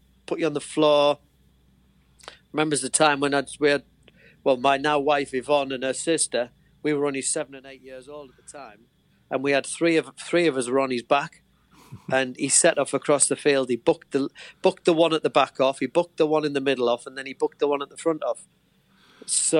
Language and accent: English; Stockton-on-Tees, North East England, United Kingdom; moved away as an adult; now in Ripon, United Kingdom; I was born in North Tees Hospital, Stockton